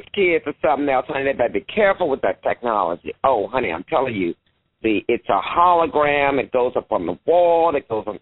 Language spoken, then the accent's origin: English; St. Louis, Missouri, United States; I'm from St. Louis